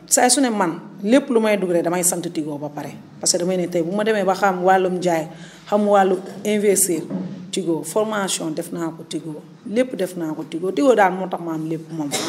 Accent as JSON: {"language": "Wolof", "area": "Sarawaalo", "region": "Kaolack", "country": "Senegal", "tie": "born or raised there", "said": "dëkk benn dëkk bu ñoom ñu Sarawaalo région de Kaolack. fa laa juddoo fa laa jàngee"}